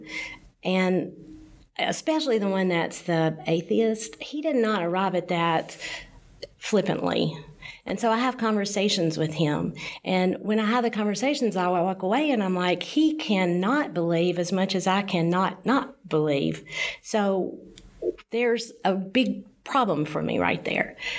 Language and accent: English; Nashville, Tennessee, United States; I grew up in Nashville, in East Nashville